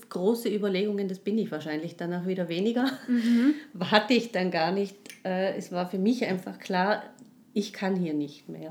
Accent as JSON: {"language": "German", "region": "Tyrol", "country": "Austria", "moved": "yes", "said": "ich komme aus Tirol"}